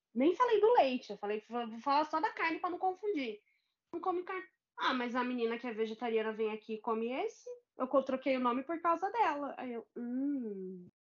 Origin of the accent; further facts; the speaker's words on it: Guarulhos, São Paulo, Brazil; aqui na minha terra, Guarulhos